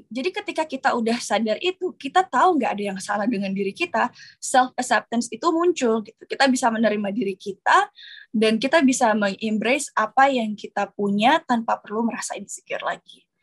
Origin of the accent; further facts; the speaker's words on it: Makassar, South Sulawesi, Indonesia; Apalagi aku berasal dari eh, daerah, aku berasal dari Makassar. Um, itu penuh perjuangan banget.